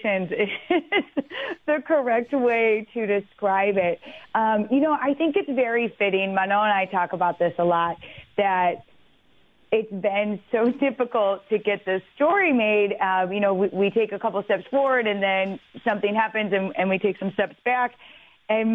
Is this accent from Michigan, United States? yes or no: yes; Detroit, Michigan, United States; now in New York, United States; I grew up in Detroit